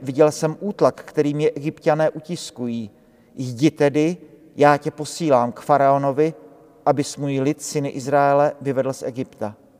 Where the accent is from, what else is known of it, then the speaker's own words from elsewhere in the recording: Brno, South Moravian Region, Czechia; now in Prague, Czechia; u nás v Brně, ze kterého pocházím